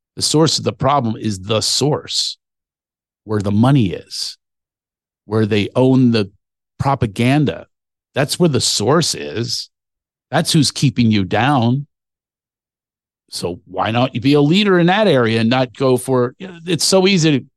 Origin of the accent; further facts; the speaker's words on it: Philadelphia, Pennsylvania, United States; my hometown